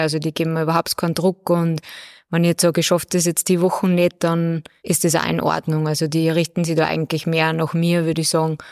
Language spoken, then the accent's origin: German; Bad Ischl, Upper Austria, Austria; Also ich bin ja aus Bad Ischl